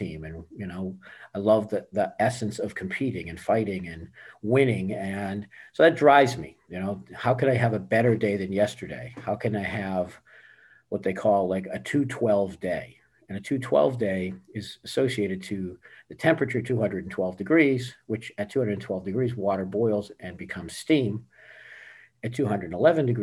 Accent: Boston, Massachusetts, United States; also born or lived in California; now in Tampa, United States; Born and raised in Boston and lived in California for about 15 years

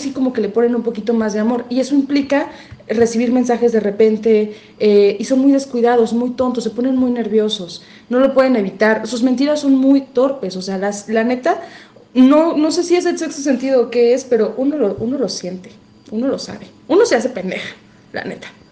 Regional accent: Mexico; como buenos mexicanos

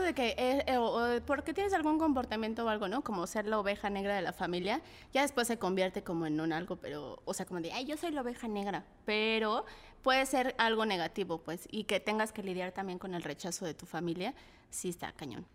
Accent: Mexico City, Mexico; yo soy de la Guerrero, ¿no? Entonces eh, vivía en una vecindad

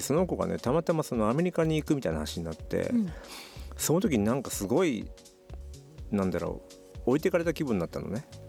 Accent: Aichi, Japan; moved away as an adult; 愛知県から来てる

